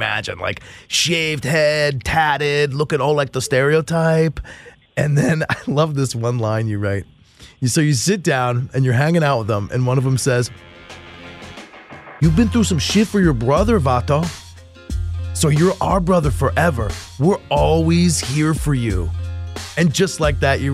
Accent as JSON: {"language": "English", "town": "Bethesda", "region": "Maryland", "country": "United States", "tie": "born or raised there", "said": "Bethesda, Maryland. That's my hometown"}